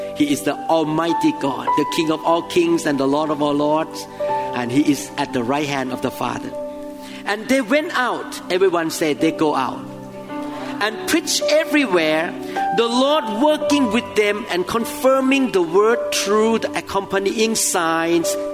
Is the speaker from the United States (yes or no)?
no; Thailand; moved away; I came from Thailand